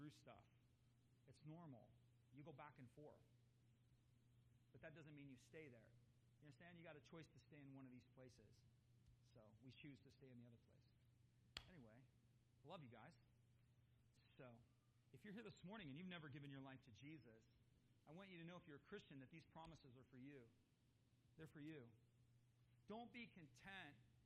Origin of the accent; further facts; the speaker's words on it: United States; I'm an American, born and bred